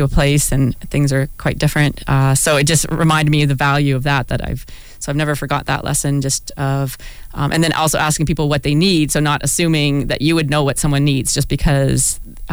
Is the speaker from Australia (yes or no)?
no; Walkerton, Ontario, Canada; also born or lived in Hanover; now in London, Canada; I didn't grow up here, but I grew up in a small town a few hours north of here, Walkerton